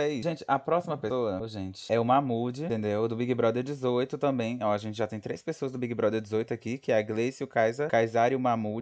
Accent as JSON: {"language": "Portuguese", "region": "Piauí", "country": "Brazil", "said": "a gente é do Piauí"}